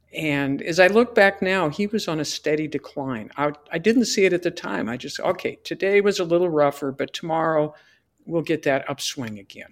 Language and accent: English; Fort Morgan, Colorado, United States; Fort Morgan, my hometown